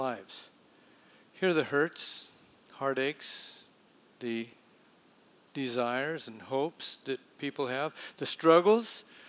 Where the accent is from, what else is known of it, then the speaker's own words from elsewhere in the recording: south central Nebraska, United States; moved away; I grew up down here, south central Nebraska, by that river.